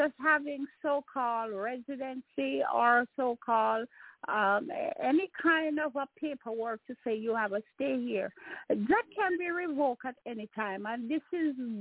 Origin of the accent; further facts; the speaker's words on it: Jamaica; now in Maryland, United States; I'm a Jamaican